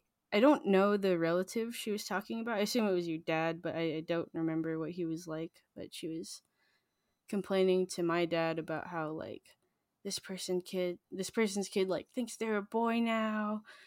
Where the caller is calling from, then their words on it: Los Angeles, California, United States; I'm calling in from Chumash and Tongva land. I'm in Los Angeles.